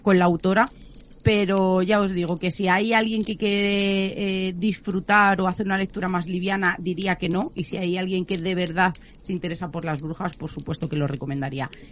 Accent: Extremadura, Spain; yo soy de Extremadura

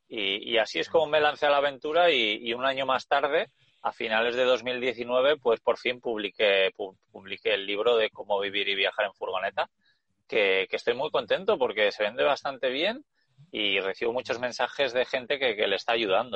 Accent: Basque Country, Spain; moved away as an adult; also born or lived in Australia; Yo soy de España, bueno, soy del País Vasco

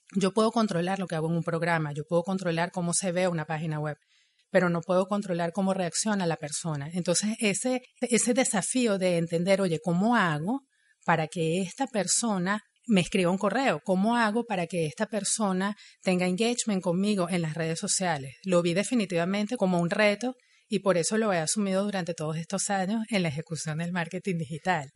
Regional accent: Venezuela; moved away as an adult; now in Montreal, Canada; Yo soy ingeniero, soy venezolana, llegué a Montreal en el 2014

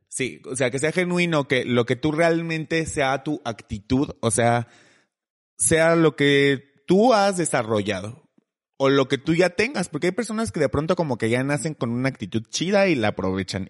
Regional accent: Mexico; nosotros como mexicanos

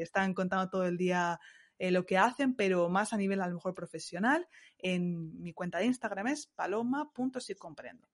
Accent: Ciudad Real, Castilla-La Mancha, Spain; moved away as an adult; also born or lived in Montpellier, France; now in Strasbourg, France; Ciudad Real, que yo soy manchega

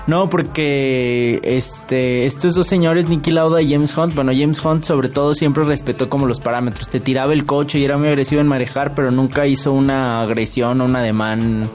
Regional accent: San Luis Potosí, Mexico; yo soy potosina

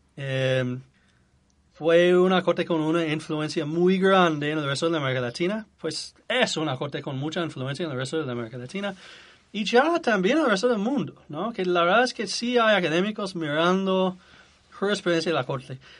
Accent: United States; Spanish is a second language

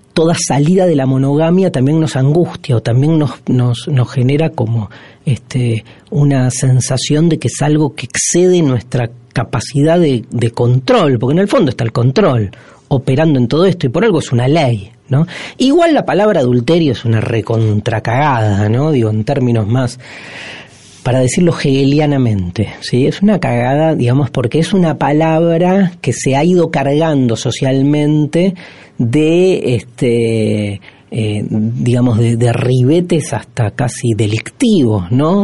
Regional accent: Argentina; somos los argentinos, la Argentina, país en el que habitamos y del cual somos corresponsables

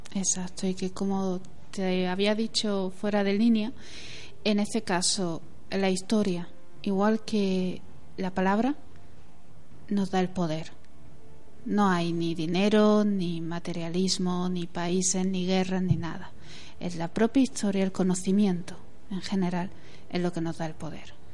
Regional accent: Spain; los españoles llegamos

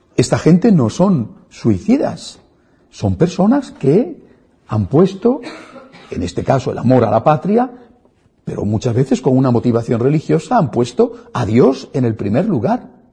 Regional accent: Spain; en mi país, en España

